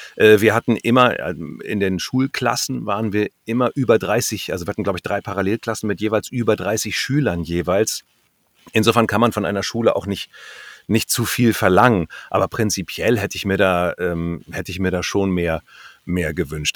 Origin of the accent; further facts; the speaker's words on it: North Rhine-Westphalia, Germany; moved away; da in Westfalen, wo ich herkomme